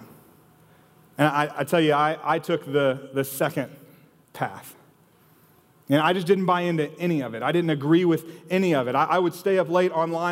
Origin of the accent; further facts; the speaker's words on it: Austin, Texas, United States; So I grew up here in Austin